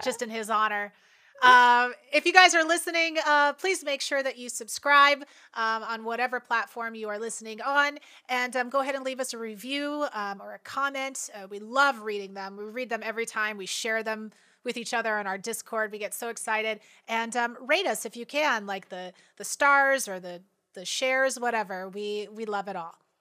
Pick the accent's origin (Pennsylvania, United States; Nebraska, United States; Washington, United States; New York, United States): Washington, United States; also born or lived in Seattle; I went to college in Seattle and grew up in Washington